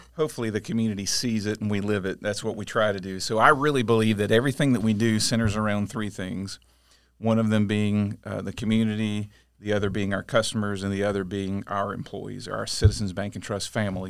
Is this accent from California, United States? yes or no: no; Auburndale, Florida, United States; also born or lived in Winter Haven; I grew up mostly in Auburndale, went away a few years to school, but other than that, I've been here my whole life